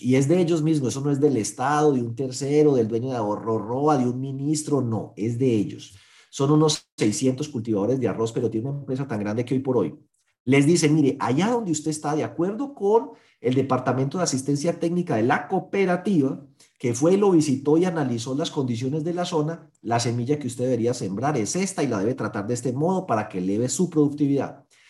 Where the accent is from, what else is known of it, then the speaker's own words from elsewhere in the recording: Colombia; somos colombianos